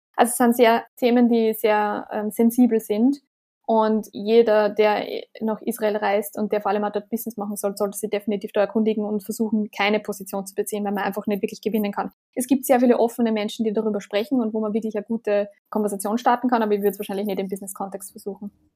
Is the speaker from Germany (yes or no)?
no; Austria; wir als Österreicher